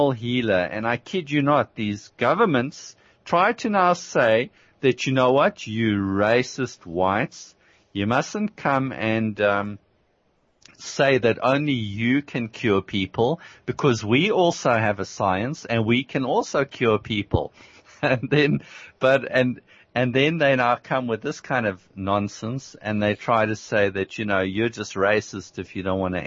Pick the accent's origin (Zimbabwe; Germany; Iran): Zimbabwe; I grew up in Rhodesia